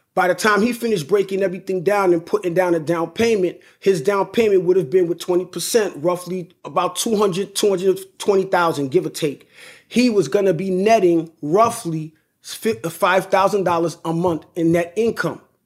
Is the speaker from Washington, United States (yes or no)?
no; New York, United States; I'm from New York, right? And, but I do most of my business in Connecticut